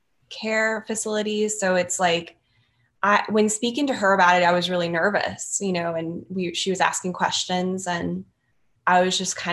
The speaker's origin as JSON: {"language": "English", "region": "Louisiana", "country": "United States", "said": "I'm like from Louisiana. So like, it's kind of like a rural area from where I'm from"}